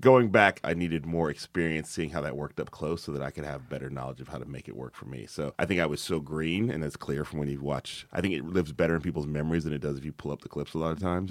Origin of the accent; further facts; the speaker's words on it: the South, United States; now in Oakland, United States; I'm from the South.